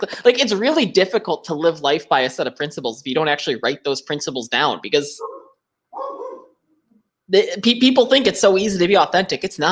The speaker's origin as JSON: {"language": "English", "town": "Buffalo", "region": "New York", "country": "United States", "said": "we're both from Buffalo."}